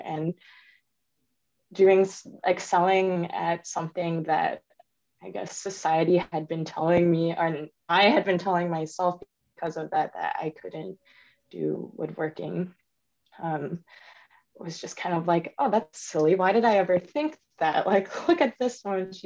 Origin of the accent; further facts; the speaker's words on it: Michigan, United States; also born or lived in Missouri; I was born in Missouri as a child to Taiwanese immigrants, and we eventually moved to Michigan. I grew up in a single parent household